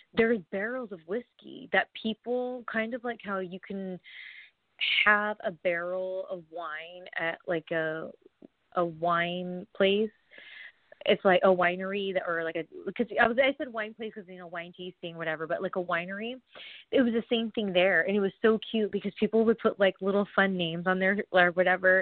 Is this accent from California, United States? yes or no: yes; Southern California, United States; I'm from California, SoCal, I'm from like the 909